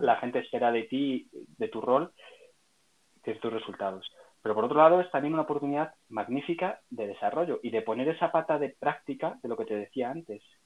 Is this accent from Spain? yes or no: yes; Salamanca, Castile and León, Spain; soy un ciudadano nacido en Salamanca, Salmantina